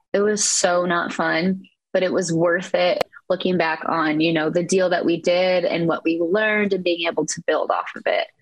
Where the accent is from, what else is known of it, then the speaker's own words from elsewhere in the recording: Eastern Iowa, United States; I am from Eastern Iowa.